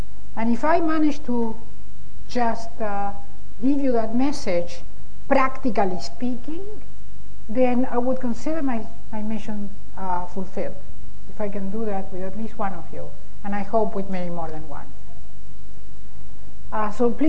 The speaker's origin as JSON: {"language": "English", "country": "Argentina", "moved": "yes", "said": "I am originally from Argentina"}